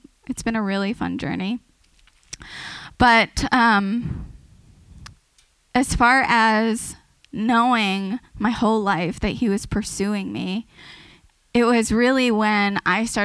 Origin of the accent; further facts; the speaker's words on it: San Diego, California, United States; I'm originally from San Diego.